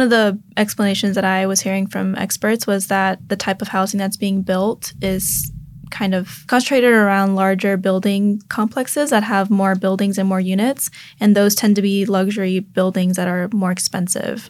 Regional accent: Houston, Texas, United States; moved away as an adult; now in San Francisco, United States; from the Houston area

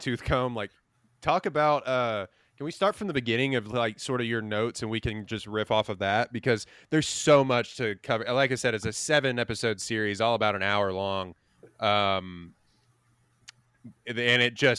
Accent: Lake Livingston, Texas, United States; You ever been to Lake Livingston? Let me tell you something. shout out my hometown

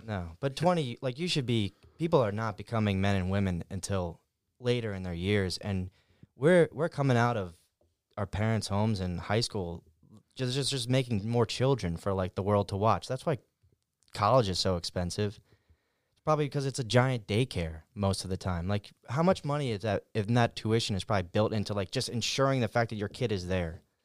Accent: Fairless Hills, Pennsylvania, United States; I lived in Fairless Hills when I grew up

